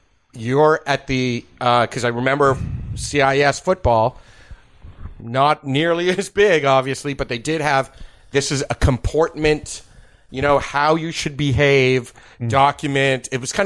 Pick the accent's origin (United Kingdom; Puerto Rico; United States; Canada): Canada; we're Canadian.